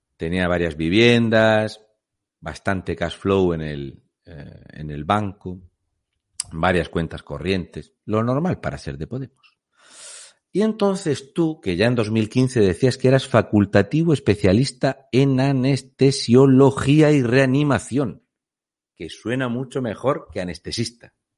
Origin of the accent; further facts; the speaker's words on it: Region of Murcia, Spain; also born or lived in Canary Islands; soy un murciano encabronado